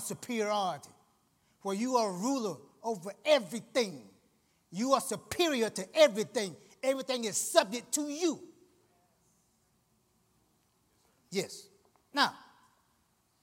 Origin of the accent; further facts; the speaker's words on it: Georgia, United States; I'm from Georgia.